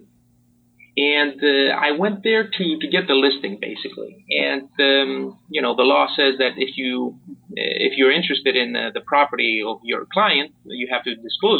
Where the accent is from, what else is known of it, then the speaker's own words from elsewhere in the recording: Greece; moved away as an adult; also born or lived in Port Orange, Florida, United States; now in Miami Beach, United States; I'm pretty much an immigrant since I was born and raised in Greece